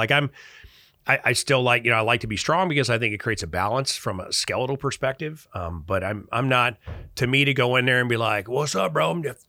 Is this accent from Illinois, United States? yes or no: yes; Chicago, Illinois, United States; I grew up relatively destitute in Chicago.